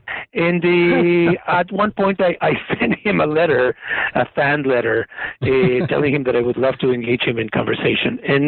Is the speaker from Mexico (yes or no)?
yes; Mexico; moved away as an adult; now in United States; I come from Mexico. I was born into a small Jewish enclave in the early 1960s and became an immigrant to the United States in the 1980s.